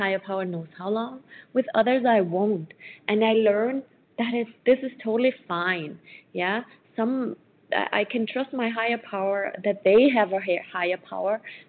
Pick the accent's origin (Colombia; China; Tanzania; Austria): Austria; I am from Austria